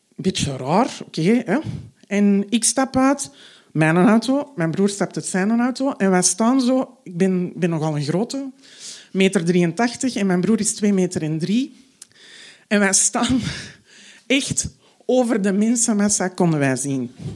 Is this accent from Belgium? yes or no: yes; Antwerp, Flanders, Belgium; Ik ben half Marokkaans, maar zo Belgisch, of beter gezegd zo Antwerps als maar zijn kan